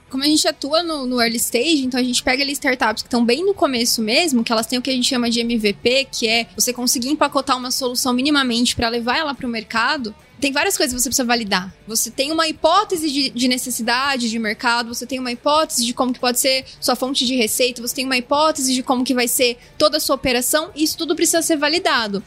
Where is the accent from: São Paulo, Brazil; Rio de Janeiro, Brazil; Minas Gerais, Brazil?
São Paulo, Brazil; Araraquara; also born or lived in São Carlos; Eu nasci em Araraquara, está próximo de Ribeirão, então a gente vive muito esse eixo do agro